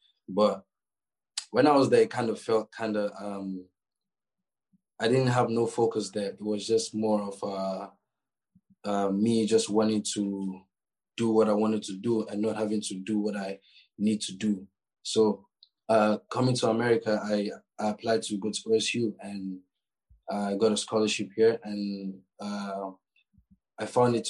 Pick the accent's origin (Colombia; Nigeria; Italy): Nigeria; moved away as an adult; also born or lived in Canada; now in United States; Basically, I did my high school in Nigeria. I was born and I grew up in Nigeria.